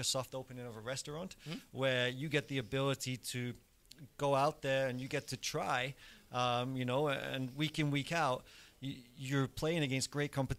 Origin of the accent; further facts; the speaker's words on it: England, United Kingdom; moved away; I grew up in England, and you know we have Wimbledon